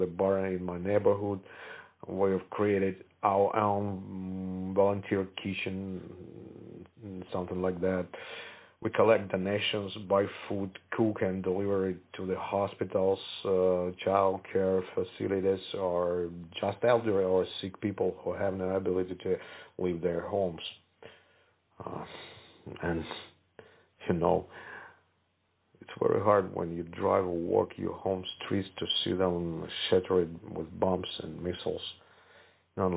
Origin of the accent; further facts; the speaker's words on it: Kharkiv, Kharkiv Oblast, Ukraine; my hometown, Kharkiv, where I stayed.